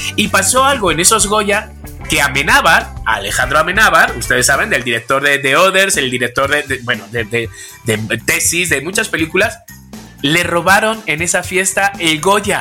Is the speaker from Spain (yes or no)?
yes; Spain; porque soy español